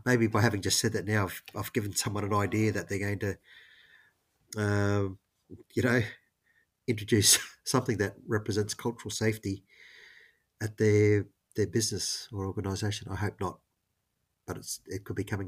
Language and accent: English; Queensland, Australia; I'm from Queensland